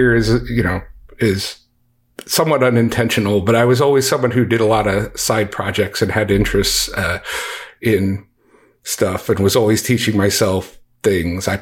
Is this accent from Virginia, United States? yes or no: no; DC suburbs, Maryland, United States; moved away as an adult; also born or lived in Texas; now in Dallas-Fort Worth, United States; I grew up in Maryland in the DC suburbs